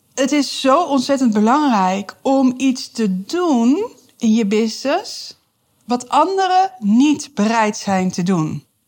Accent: Amsterdam, North Holland, Netherlands; moved away as an adult; now in Deventer, Netherlands; ik kom uit Amsterdam en toen ik hierheen verhuisde, wat alweer, jeetje, dat is echt alweer 14 jaar geleden

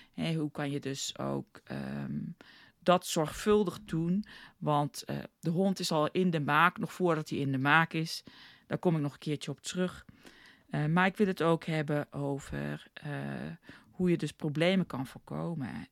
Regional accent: South Africa; moved away as an adult; now in Netherlands; ik ben geboren in Nederland opgegroeid in Zuid-Afrika.

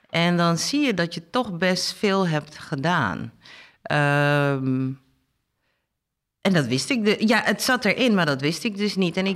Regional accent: Suriname; also born or lived in Amsterdam, Netherlands; geboren in Amsterdam en teruggaan naar uh, eh, geremigreerd met mijn ouders. Die zijn bewust teruggegaan naar Suriname. Mijn vader was districtsecretaris

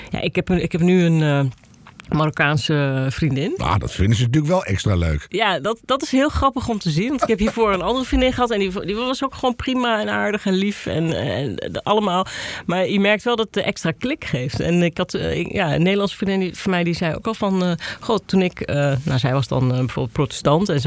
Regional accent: Gelderland, Netherlands; kom dan uit de Achterhoek.

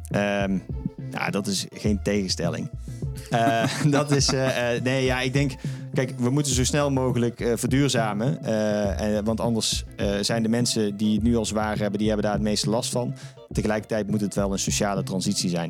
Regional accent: Netherlands; wij als Nederlanders

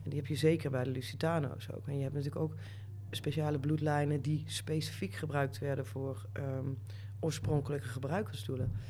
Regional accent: North Limburg, Netherlands; moved away as an adult; also born or lived in Amsterdam; ik ben opgegroeid in Noord-Limburg

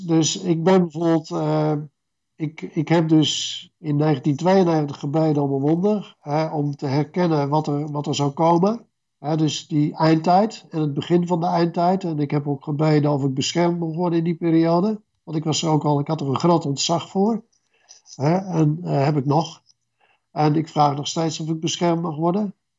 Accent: Renswoude, Utrecht, Netherlands; in Renswoude, waar ik opgroeide

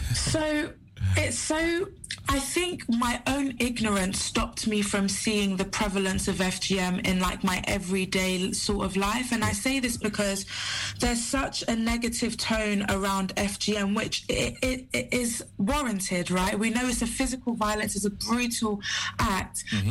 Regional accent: Sierra Leone; I'm from Sierra Leone

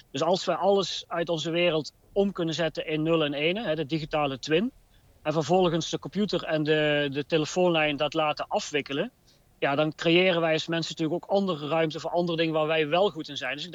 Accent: Eindhoven, North Brabant, Netherlands; Ik kom uit Brainport Eindhoven, maar we hebben ook eigenlijk geleerd, zeker vanuit Philips.

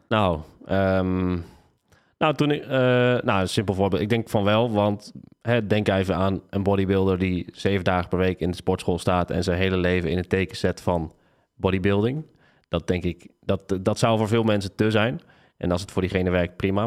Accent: Tiel, Gelderland, Netherlands; moved away as an adult; also born or lived in Nijmegen; Ik ben geboren en getogen in Tiel.

